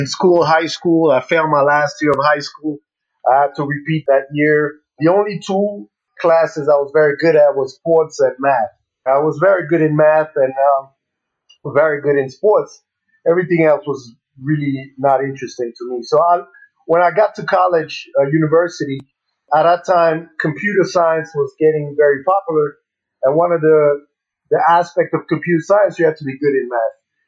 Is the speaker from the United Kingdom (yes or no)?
no; Burundi; moved away as an adult; also born or lived in Kenya; So I was born in Kenya, but I briefly stayed there for less than a few months. And then I moved to Burundi, and I grew up in Burundi till I was the age of 19.